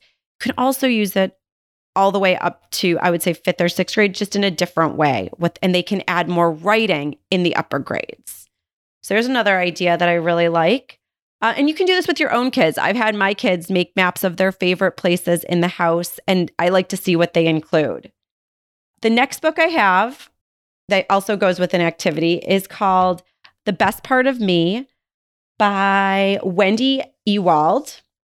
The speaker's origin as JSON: {"language": "English", "town": "Buffalo", "region": "New York", "country": "United States", "tie": "born or raised there", "moved": "yes", "said": "I was actually born and raised in Buffalo, New York"}